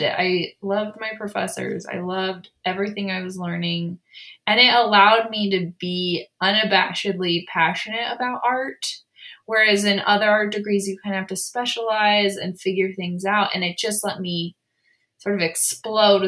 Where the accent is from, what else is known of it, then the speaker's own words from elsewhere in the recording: San Diego, California, United States; moved away as an adult; now in Provo, United States; I grew up in San Diego, and I was the oldest of six kids